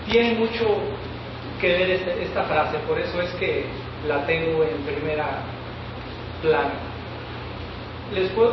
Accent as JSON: {"language": "Spanish", "region": "Puebla", "country": "Mexico", "tie": "born or raised there", "also_born_or_lived": "Veracruz", "moved": "as an adult", "lives_now": "Los Mochis, Mexico", "said": "yo soy del estado de Puebla, a 45 minutos en camión. Es un ejido muy pequeño, muy humilde."}